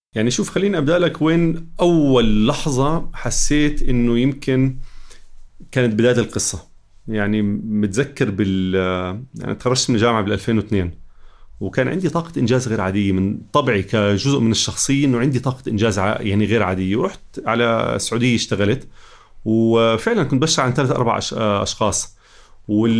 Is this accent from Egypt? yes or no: no; Jordan; واحنا كمجتمع اردني